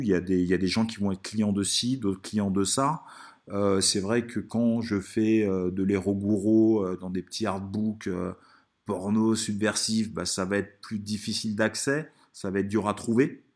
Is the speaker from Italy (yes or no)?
yes; Italy; moved away; quand j'étais petit en Italie